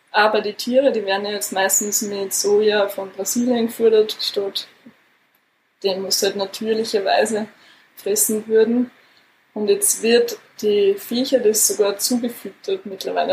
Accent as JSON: {"language": "German", "country": "Austria", "said": "bei uns in Österreich"}